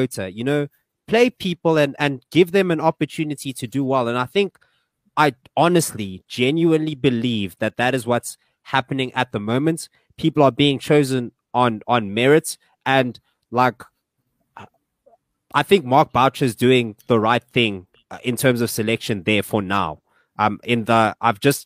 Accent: South Africa

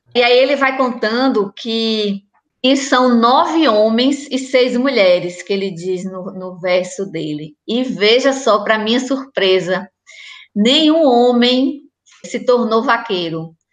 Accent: Antônio Gonçalves, Bahia, Brazil; now in Salvador, Brazil; eu moro aqui em Salvador faz muito tempo e eu sempre faço referência à minha cidade, eu falo, eu sou da Itinga

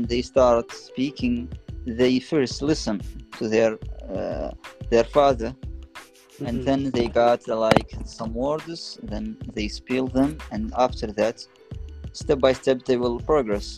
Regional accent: Mauritania; English is a second language; I'm from Mauritania.

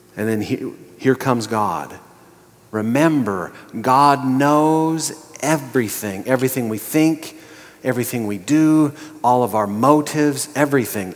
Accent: Montana, United States; I was born and raised in Montana

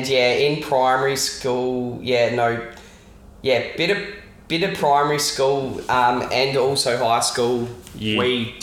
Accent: Adelaide, South Australia, Australia; also born or lived in Henley Beach / Hobart, Tasmania; I grew up in Grange, on CB Road.

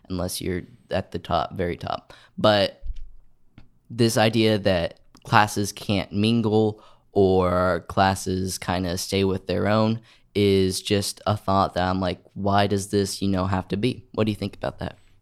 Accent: Oklahoma, United States; I'm from Oklahoma, and I like to show my Oklahoma pride.

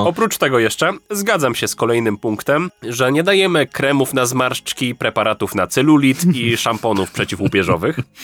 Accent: Lesser Poland, Poland; u mnie w Małopolsce

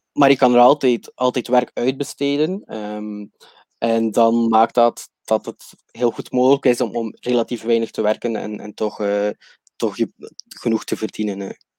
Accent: West Flanders, Belgium; accent: West Flemish; moved away as an adult; now in Chiang Mai, Thailand; Ik kom oorspronkelijk uit België en uit eh, West-Vlaanderen, dus eh, excuses voor mijn accent.

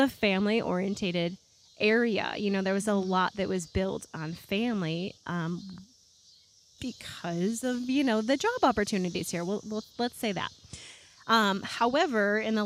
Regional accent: Rochester, New York, United States; also born or lived in Raleigh, North Carolina; now in Northwest Arkansas, United States; I'm from, born and raised in Rochester, New York.

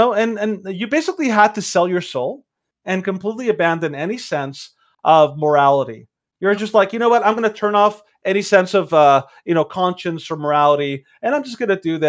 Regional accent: Mexico; moved away; Some people may not know this, but I'm from Mexico

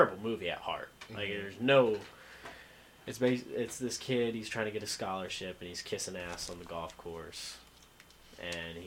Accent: Avon, Indiana, United States; moved away as an adult; I am from Avon, Indiana

